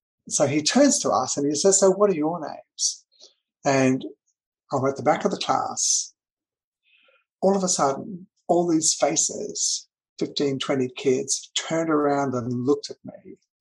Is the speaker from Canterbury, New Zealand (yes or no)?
no; Auckland, New Zealand; I grew up in New Zealand. That's where I was born.